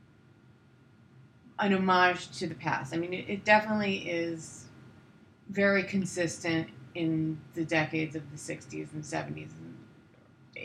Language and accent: English; Long Island, New York, United States; moved away as an adult; also born or lived in Brooklyn, New York; now in Los Angeles, United States; I grew up in Long Island, but I was living in New York for all my life